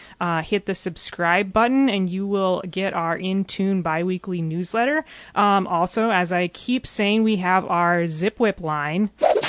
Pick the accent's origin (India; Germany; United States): United States; California; now in Iowa, United States; I come from California, where organic food and small farming and farmers markets and stuff is kind of, everyone's kind of in agreement